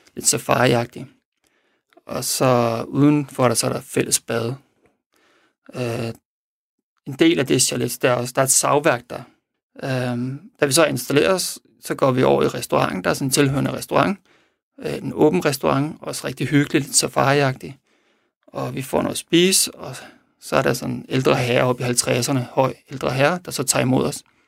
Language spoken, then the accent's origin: Danish; Denmark; vi er fra Danmark